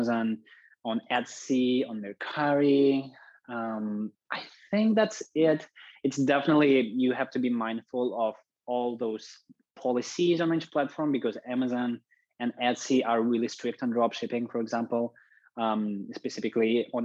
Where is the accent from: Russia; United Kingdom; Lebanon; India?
Russia; moved away; to visit my relatives back home in Russia. I'm originally from Russia.